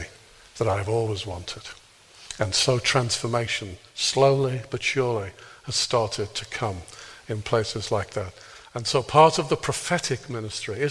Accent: Birkenhead, North West England, United Kingdom; I was born in Birkenhead, not Northern Ireland.

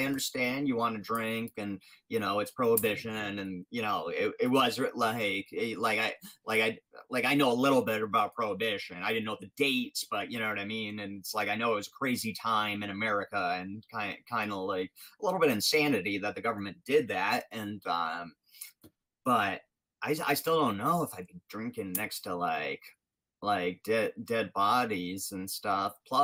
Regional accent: Rhode Island, United States; I'm from Rhode Island

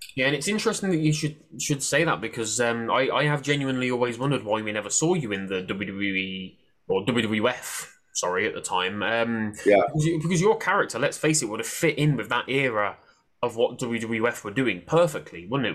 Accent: Coventry, West Midlands, United Kingdom; I'm from Coventry, just just by Birmingham in the Midlands

